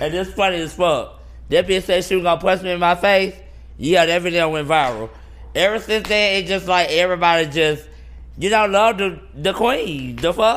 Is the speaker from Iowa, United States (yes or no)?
no; Atlanta, Georgia, United States; I'm from Atlanta